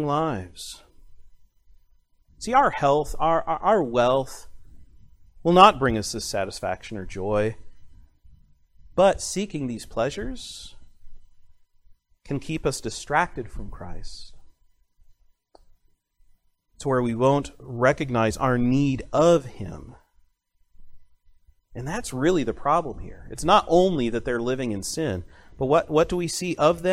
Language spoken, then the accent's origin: English; United States; as an American college student